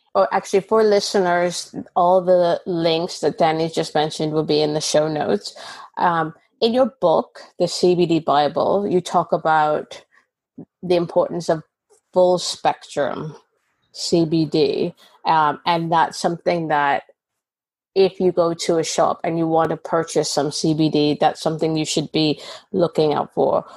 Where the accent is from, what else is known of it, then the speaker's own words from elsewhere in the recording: Canada; now in United Kingdom; So Canada, where I'm from